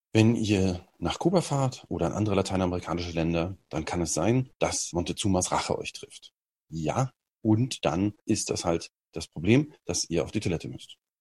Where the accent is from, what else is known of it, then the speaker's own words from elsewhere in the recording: Germany; als Deutscher